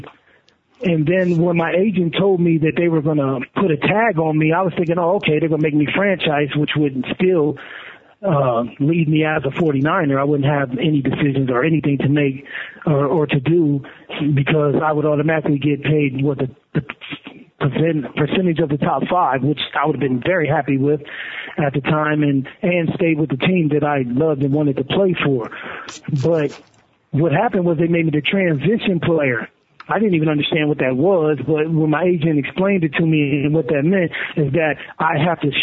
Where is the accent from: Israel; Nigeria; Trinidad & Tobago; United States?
United States; Harrisburg, Pennsylvania; it was home for me. I'm from Harrisburg, Pennsylvania.